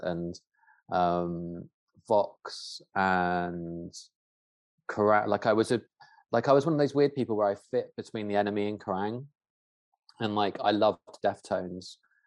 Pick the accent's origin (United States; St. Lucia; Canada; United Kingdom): United Kingdom; Dorset, South West England; where I grew up in Dorset